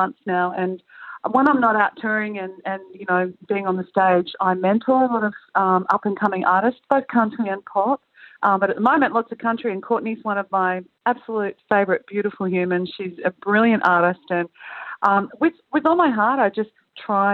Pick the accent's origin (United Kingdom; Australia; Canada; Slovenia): Australia; Queensland; now in Central Coast, Australia; I'm from Queensland, and I constantly feel cold living down here where we live on the Central Coast of New South Wales.